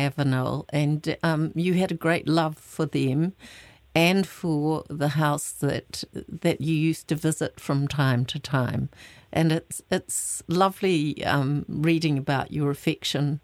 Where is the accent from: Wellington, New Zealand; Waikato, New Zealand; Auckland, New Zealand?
Waikato, New Zealand; moved away; also born or lived in Christchurch; I grew up in the Waikato